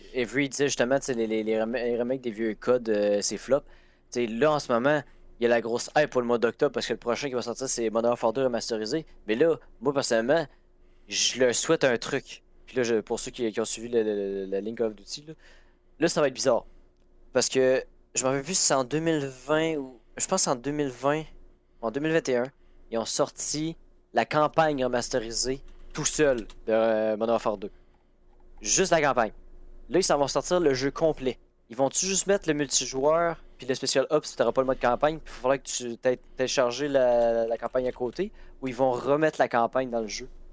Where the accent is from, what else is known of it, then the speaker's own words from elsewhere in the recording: Chibougamau or Montmagny, Quebec, Canada; ma ville natale